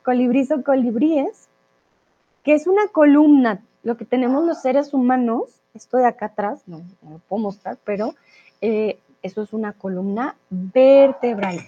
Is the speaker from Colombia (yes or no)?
yes; Colombia; soy de Colombia